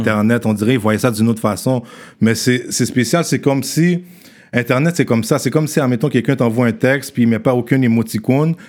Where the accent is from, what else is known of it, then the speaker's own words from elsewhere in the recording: Haiti; On est haïtien